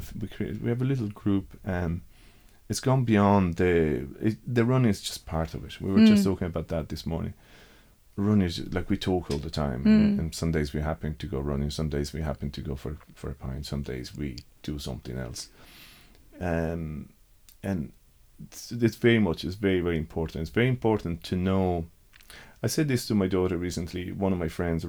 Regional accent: Rome, Lazio, Italy; moved away; I grew up in Rome

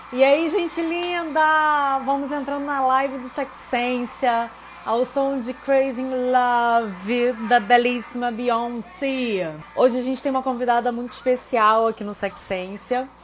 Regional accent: Rio de Janeiro, Brazil; eu sou aqui do Rio

